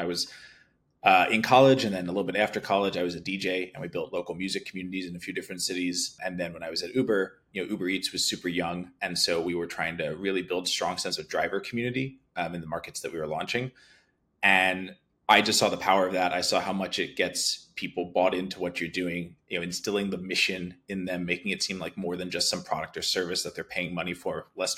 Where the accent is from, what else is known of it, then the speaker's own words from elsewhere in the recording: Philadelphia, Pennsylvania, United States; I grew up in Philadelphia